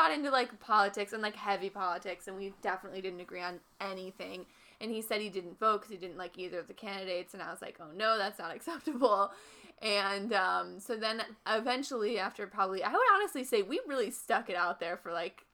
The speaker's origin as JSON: {"language": "English", "region": "Midwest", "country": "United States", "said": "we're from the Midwest"}